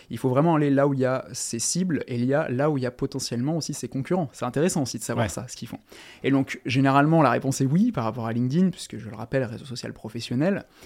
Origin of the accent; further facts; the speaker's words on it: Toulon, Provence-Alpes-Côte d'Azur, France; j'ai 27 ans et euh, je viens de Toulon, dans le sud.